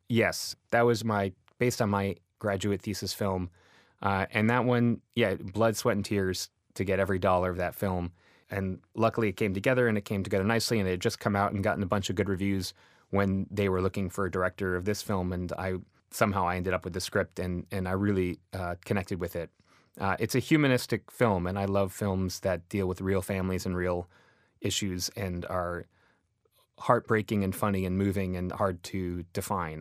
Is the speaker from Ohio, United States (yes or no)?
no; Boston, Massachusetts, United States; I grew up in Boston